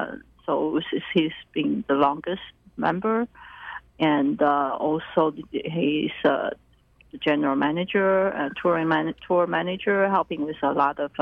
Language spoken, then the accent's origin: English; Taiwan; moved away; I basically started the ensemble just because I was new here. I came from Taiwan, and I came in 1994